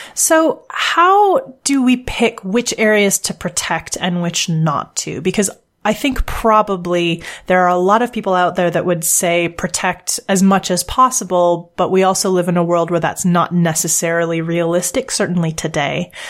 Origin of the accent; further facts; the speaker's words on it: Canada; moved away as an adult; now in United Kingdom; I'm a Canadian living abroad right now. I live in the UK